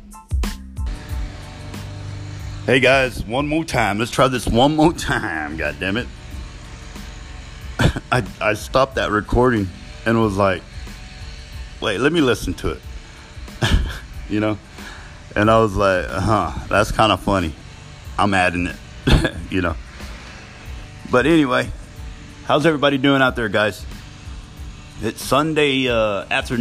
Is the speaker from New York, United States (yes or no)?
no; Ozona, Texas, United States; moved away as an adult; I had to come home to Ozona, Texas, my hometown.